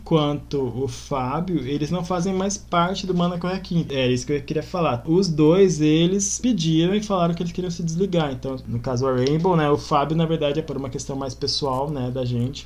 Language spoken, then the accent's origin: Portuguese; Campo Grande, Mato Grosso do Sul, Brazil; eu também que já moro aqui, sou daqui de Campo Grande